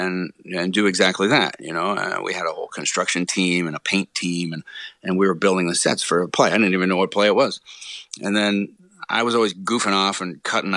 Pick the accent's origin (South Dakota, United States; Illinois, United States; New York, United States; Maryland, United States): Maryland, United States; Rockville; moved away; also born or lived in Baltimore / Fort Meade / Cockeysville / Gaithersburg; after I was born in Baltimore, we actually bounced around all over Maryland and then ended up in Rockville